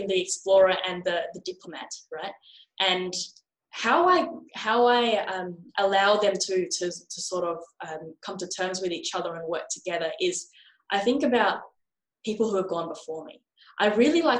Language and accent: English; Australia; my hometown and across Australia